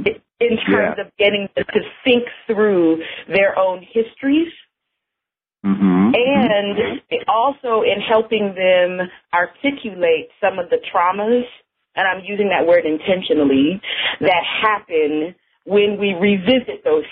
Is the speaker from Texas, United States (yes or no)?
no; Buffalo, New York, United States; I spent all of my growing up in Buffalo and went to the University of Buffalo.